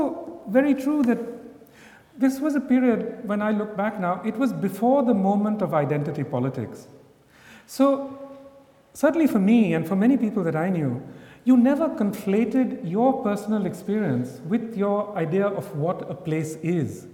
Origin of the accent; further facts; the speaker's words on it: India; as an Indian